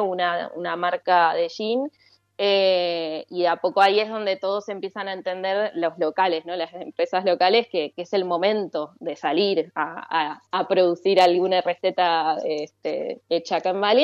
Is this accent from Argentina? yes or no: yes; General Roca, Río Negro, Argentina; moved away; yo básicamente nací en Río Negro, en General Roca